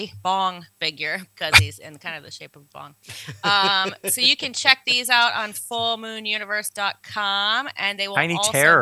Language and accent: English; New Orleans, Louisiana, United States; when I was growing up here in New Orleans